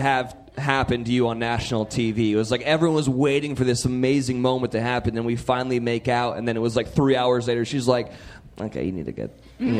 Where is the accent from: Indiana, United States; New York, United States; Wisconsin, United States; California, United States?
California, United States; Central; I come from Central California.